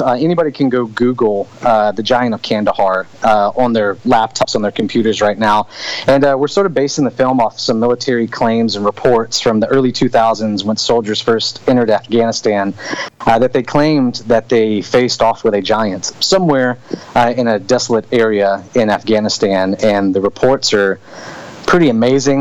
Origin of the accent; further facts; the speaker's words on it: Hammond, Louisiana, United States; also born or lived in Covington, Louisiana / Fort Polk, Louisiana; growing up in Hammond, Louisiana